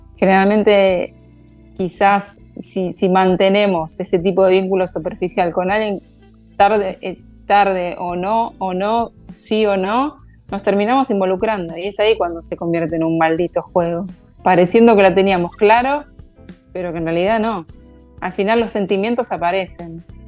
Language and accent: Spanish; Casilda, Santa Fe, Argentina; soy oriunda de Casilda, soy santafesina y de acá voy para todos lados.